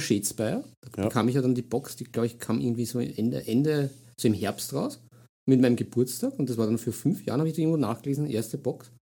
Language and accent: German; Vienna, Austria; bin ja Wiener durch und durch